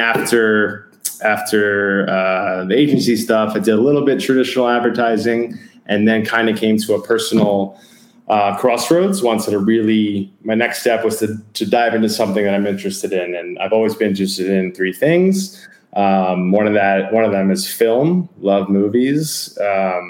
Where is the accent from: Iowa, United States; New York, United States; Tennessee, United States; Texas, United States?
New York, United States; New York City; moved away as an adult; also born or lived in Louisiana / Memphis; now in San Diego, United States; So I'm a New Yorker. Okay. I'm from Queens, New York. I grew up like 7 stops on the train from Shea Stadium.